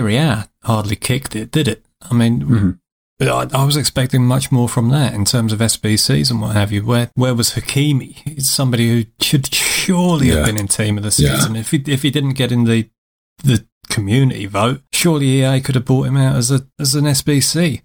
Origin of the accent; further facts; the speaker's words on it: England, United Kingdom; we English chaps